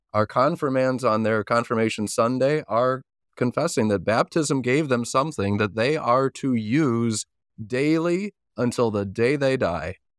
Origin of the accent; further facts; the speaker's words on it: Chicago, Illinois, United States; now in Corcoran, United States; I grew up in the suburbs of Chicago